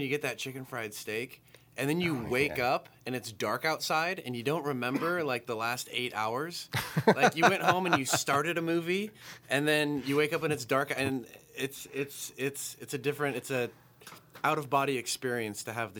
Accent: United States; As an American, I love donuts.

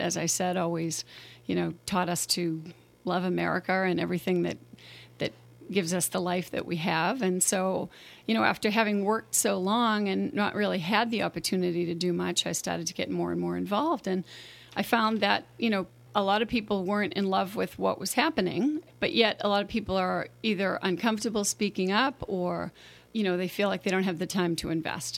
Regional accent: Boston, Massachusetts, United States; moved away as an adult; now in St. Helena, United States; I was born in Boston

